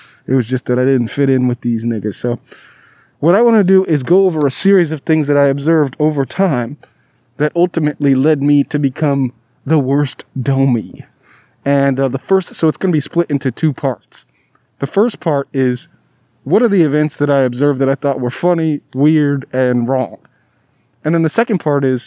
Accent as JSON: {"language": "English", "region": "Southern California", "country": "United States", "also_born_or_lived": "Alabama / Davis, California", "said": "I was from Southern California"}